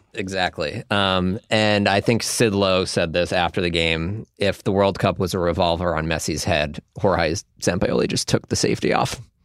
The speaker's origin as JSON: {"language": "English", "country": "United States", "said": "as American soccer fans"}